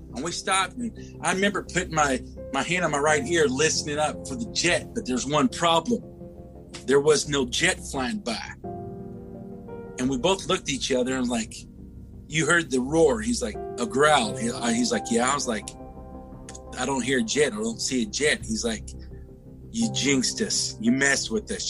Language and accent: English; Louisville, Kentucky, United States; I was born and raised in Louisville, Kentucky.